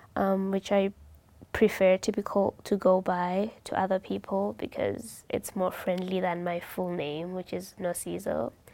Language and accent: English; Eswatini; moved away; I'm from Swaziland.